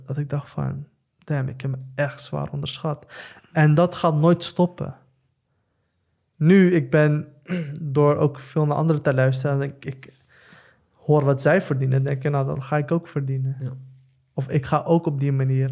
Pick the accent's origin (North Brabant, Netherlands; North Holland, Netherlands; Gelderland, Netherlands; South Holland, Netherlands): South Holland, Netherlands; The Hague; ik kom uit Den Haag, ik kom uit Schilderswijk